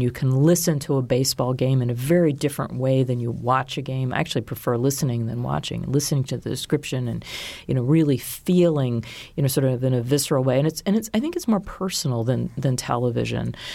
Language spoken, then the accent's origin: English; Baltimore, Maryland, United States; moved away as an adult; also born or lived in Washington / New York; I grew up outside of Baltimore in an area that was somewhat rural